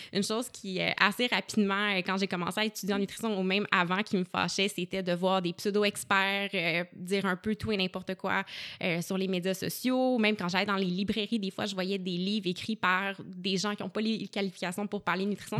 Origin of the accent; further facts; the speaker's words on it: Gatineau, Quebec, Canada; je suis originaire euh, de Gatineau, puis j'ai un parcours scolaire un peu atypique, donc j'ai fait mon secondaire en Outaouais